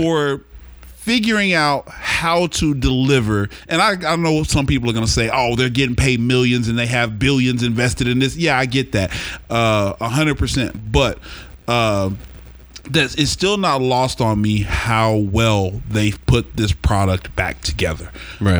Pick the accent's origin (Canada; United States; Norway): United States; Oklahoma City, Oklahoma; I grew up in Oklahoma City